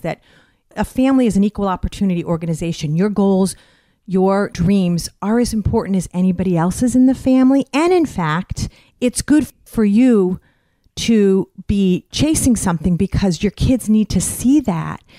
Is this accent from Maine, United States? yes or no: no; Westfield, Massachusetts, United States; I'm from Westfield, Massachusetts, Western Massachusetts